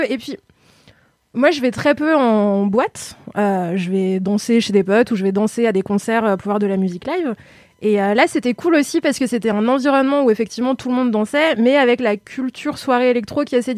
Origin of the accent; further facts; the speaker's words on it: Lyon, Auvergne-Rhône-Alpes, France; Alors moi, je suis lyonnaise